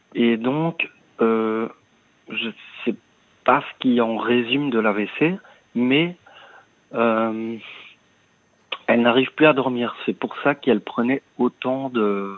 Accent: Liège, Wallonia, Belgium; now in Brussels, Belgium; je suis né à Liège J'habite euh, donc son appartement pour le moment à Bruxelles

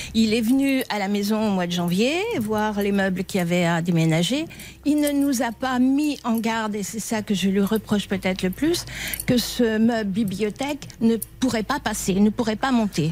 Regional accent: Dijon, Bourgogne-Franche-Comté, France; moved away as an adult; also born or lived in Paris; now in Nantes, France; je suis née à Dijon, je suis née déjà dans la maison que, que j'ai quitté

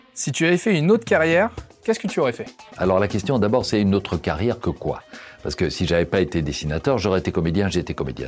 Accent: Brussels, Brussels-Capital Region, Belgium; Je suis né à Bruxelles, j'y vis, j'y travaille.

